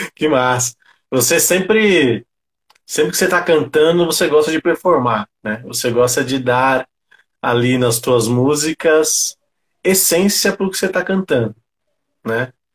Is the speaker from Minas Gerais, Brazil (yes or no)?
no; São Paulo, Brazil; eu também sou cria do Grajaú, né? Somos cria do Grajaú.